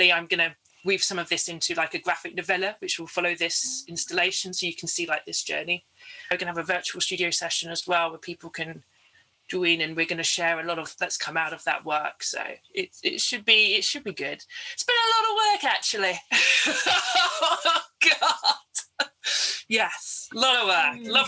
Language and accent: English; London, United Kingdom; So for a lot of the Caribbean people I grew up with in London, Margate was this kind of surrogate space